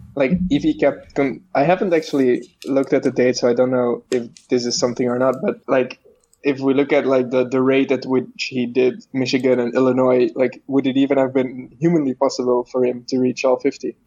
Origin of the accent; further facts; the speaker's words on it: Belgium; I am Belgium, uh, and so I'm not American